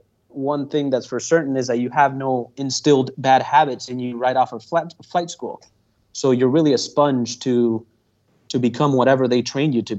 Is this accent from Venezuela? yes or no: yes; Venezuela; first language Spanish; English is a second language; moved away; also born or lived in United States / India; I grew up in Venezuela, then came to the States because my dad was flying at the time for American Airlines